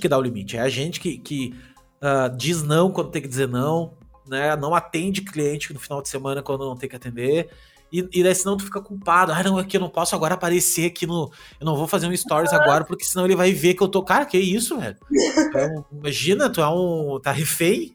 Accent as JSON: {"language": "Portuguese", "area": "Gaúcho", "region": "Rio Grande do Sul", "country": "Brazil", "said": "eu sou gaúcho"}